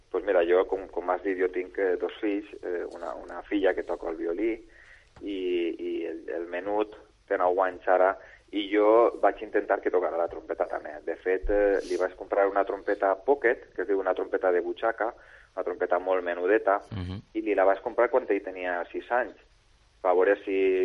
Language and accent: Catalan; Bétera, Valencian Community, Spain; jo sóc de Vetera i comencé els meus estudis en, eh, en el Centre Artístic i Musical de Vetera